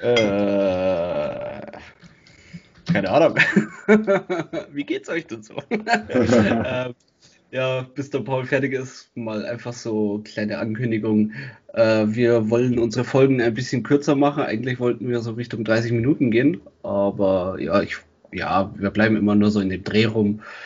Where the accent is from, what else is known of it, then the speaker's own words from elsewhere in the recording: Germany; bei uns in Deutschland